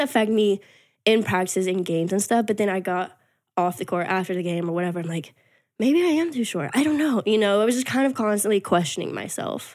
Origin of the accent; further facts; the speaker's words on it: Texas, United States; moved away as an adult; also born or lived in Arkansas; I'm from Texas originally